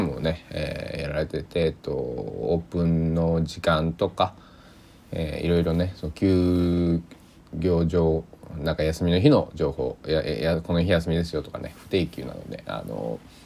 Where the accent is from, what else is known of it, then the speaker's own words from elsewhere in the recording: Susaki, Kochi, Japan; 僕の地元の